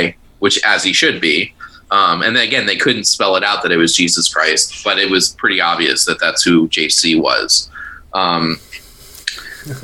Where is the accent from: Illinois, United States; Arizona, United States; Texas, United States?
Illinois, United States; Hinsdale; I'm originally from Hinsdale